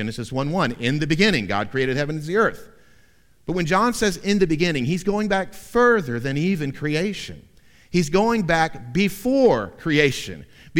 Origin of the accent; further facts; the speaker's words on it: Central Florida, United States; Growing up in Central Florida in the 70s and 80s